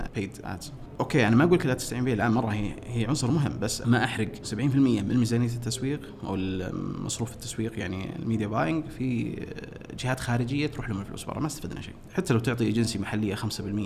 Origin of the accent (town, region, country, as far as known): Riyadh, Riyadh Province, Saudi Arabia; born or raised there